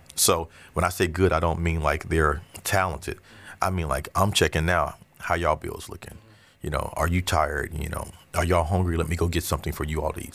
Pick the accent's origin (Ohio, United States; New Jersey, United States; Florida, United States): Florida, United States; Orlando; also born or lived in Avon Park, Florida; I'm from Avon Park, Florida, but I came here in third grade